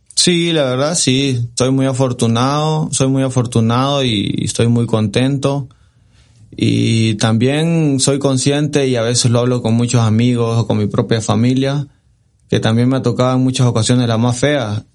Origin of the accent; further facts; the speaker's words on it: Santa Tecla, La Libertad, El Salvador; por mi ciudad y por, por donde yo nací, por toda la gente que me ha visto crecer, soy del Santa Tecla